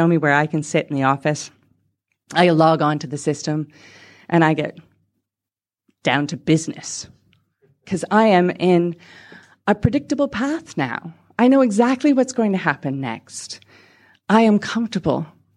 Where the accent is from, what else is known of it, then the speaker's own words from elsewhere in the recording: Canada; moved away; also born or lived in England; I'm from Canada